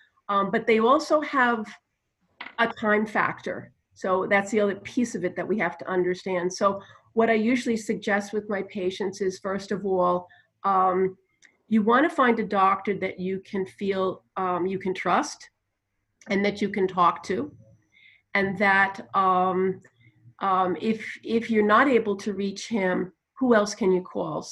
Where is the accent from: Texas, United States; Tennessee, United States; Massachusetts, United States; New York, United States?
New York, United States; accent: New Jersey and New York; moved away; also born or lived in New Jersey; Yeah, I guess I have that accent. It's partly New Jersey and New York because I grew up in New York